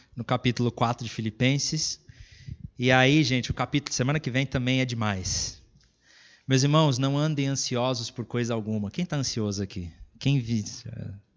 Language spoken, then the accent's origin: Portuguese; Brazil; moved away; a gente é lá do Brasil